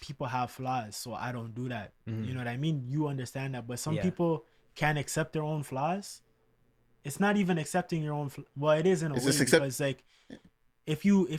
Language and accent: English; Canada; a Canadian kid